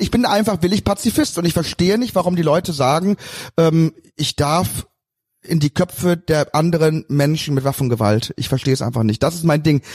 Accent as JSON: {"language": "German", "town": "Cologne", "region": "North Rhine-Westphalia", "country": "Germany", "said": "bin Kölner"}